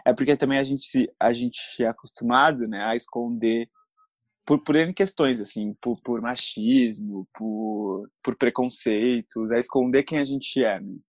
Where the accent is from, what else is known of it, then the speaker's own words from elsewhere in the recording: São Paulo, Brazil; sou aqui da cidade de São Paulo